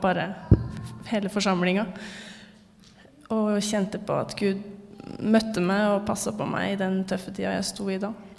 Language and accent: Norwegian; Fredrikstad, Østfold, Norway; moved away as an adult; now in Trondheim, Norway; jeg har vokst opp i Fredrikstad frikirke. Og kom hit sammen med min mann i 2022, sommeren 2022, altså til Trondheim frikirke